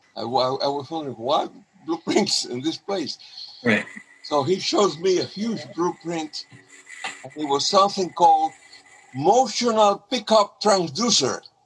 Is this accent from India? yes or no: no; Cuba; moved away as an adult; also born or lived in Honduras; now in Seattle, United States; I am from Cuba